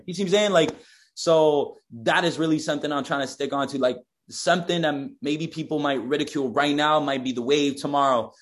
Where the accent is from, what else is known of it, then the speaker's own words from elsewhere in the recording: Quebec, Canada; I'm from Quebec.